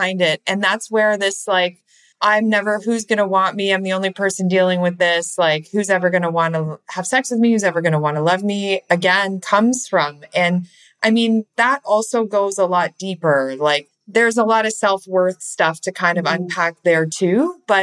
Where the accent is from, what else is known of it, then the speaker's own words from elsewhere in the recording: Canada; I'm from Canada, by the way. I'm Canadian